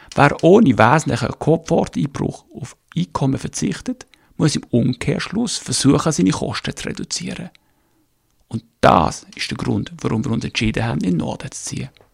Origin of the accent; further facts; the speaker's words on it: Birsfelden, Basel-Landschaft, Switzerland; moved away as an adult; now in Northern Germany; ich bin Schweizer, in Basel geboren und in Biersfelden, also Vorderstadt, gross geworden